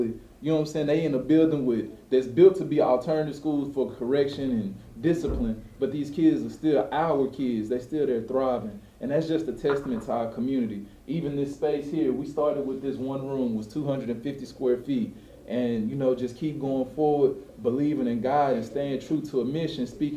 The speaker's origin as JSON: {"language": "English", "town": "Dallas", "region": "Texas", "country": "United States", "tie": "born or raised there", "said": "I grew up in this neighborhood"}